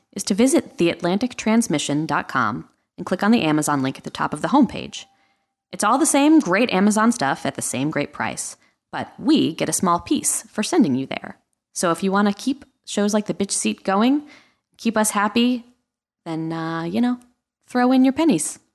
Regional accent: Southern Connecticut, United States; also born or lived in Chicago; I grew up in Southern Connecticut, but I felt like a New Yorker

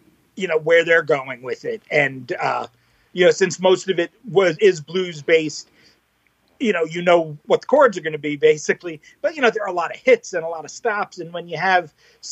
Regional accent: New York, United States; also born or lived in Manhattan / Brooklyn; I was born and raised in New York, about 40 minutes outside of Manhattan.

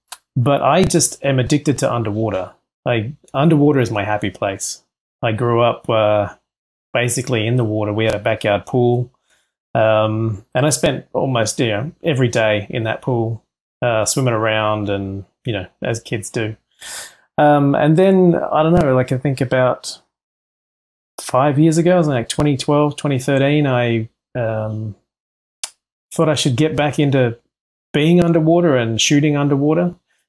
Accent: Central Coast, New South Wales, Australia; now in Los Angeles, United States; I grew up in a small area called the Central Coast, and it's just north of Sydney.

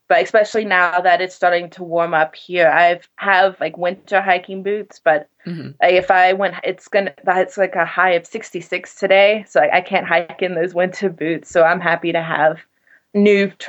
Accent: South Carolina, United States; I'm from South Carolina.

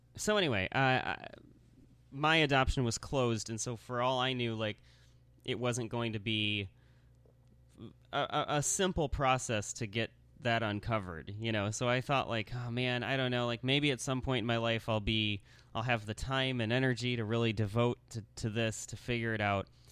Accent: Lansing, Michigan, United States; also born or lived in Grand Rapids, Michigan; born in Lansing, Michigan

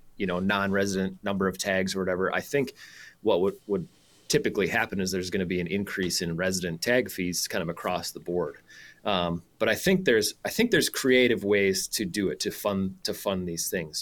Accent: South Dakota, United States; moved away as an adult; I grew up in South Dakota

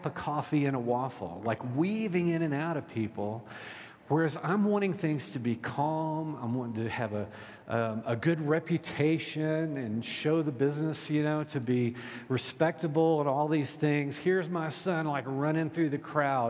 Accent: Deep South, United States; I was raised in the Deep South

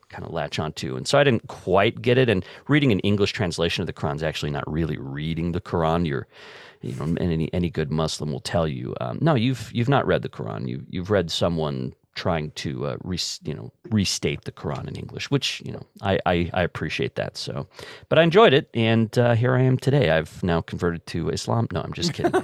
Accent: Layton, Utah, United States; also born or lived in Hooper, Utah / Wisconsin; I was in Hooper, uh, for a couple years and then moved to Layton and, uh, mostly grew up in Layton

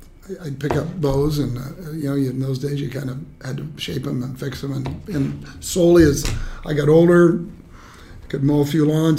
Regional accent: Orange County, Southern California, United States; I was born in Southern California at a time that it was really farmland.

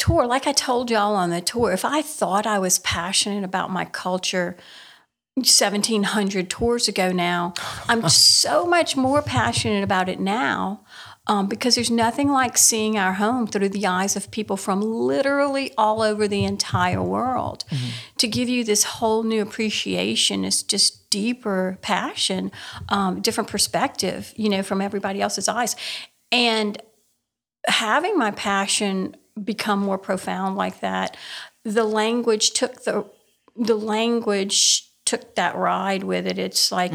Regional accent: Cajun country, Louisiana, United States; I have Cajun heritage. I have Acadian heritage

